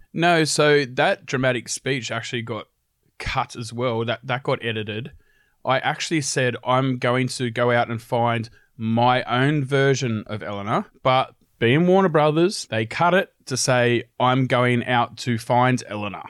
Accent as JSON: {"language": "English", "town": "Sydney", "region": "New South Wales", "country": "Australia", "tie": "born or raised there", "moved": "as an adult", "lives_now": "Brisbane, Australia", "said": "I moved from Sydney to Brisbane"}